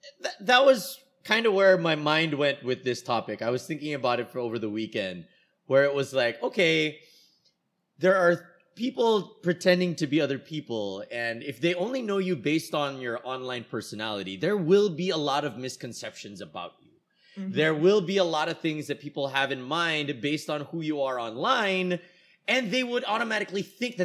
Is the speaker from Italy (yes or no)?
no; United States; born there; moved away; Well, I've said here on the show, I was born in the States and then I came here.